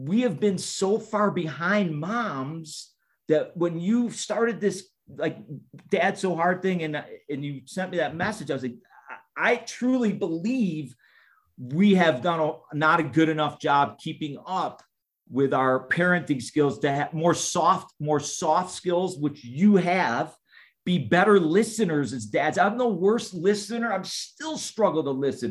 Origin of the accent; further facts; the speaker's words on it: Chicago, Illinois, United States; also born or lived in Canada; I'm from Chicago